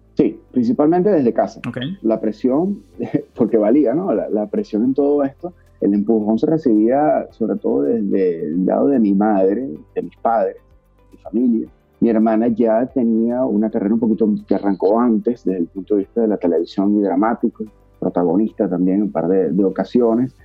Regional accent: Venezuela

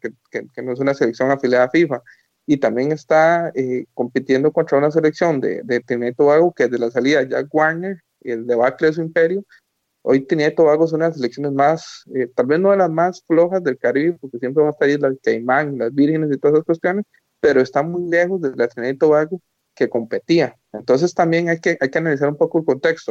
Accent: Costa Rica

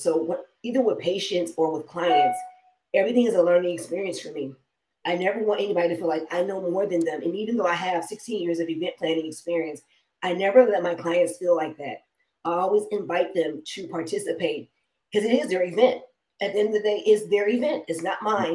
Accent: Detroit, Michigan, United States; now in Las Vegas, United States; I'm from Detroit

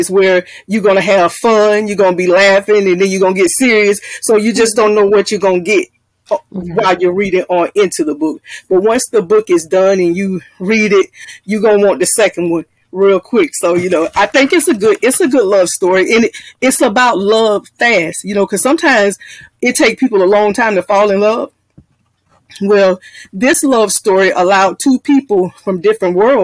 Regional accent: Jacksonville, Florida, United States; I'm from Jacksonville, Florida

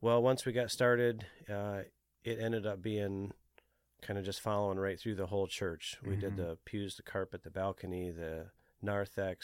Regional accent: Alpena, Michigan, United States; I grew up in Alpena, Michigan, up towards the Mackinac Bridge

